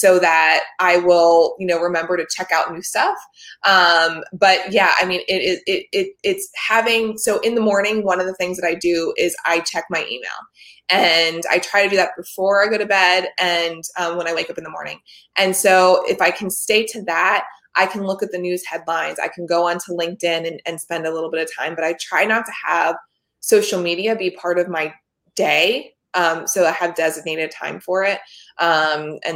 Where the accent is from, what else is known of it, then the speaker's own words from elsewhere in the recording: Delaware County, Pennsylvania, United States; I grew up in that area.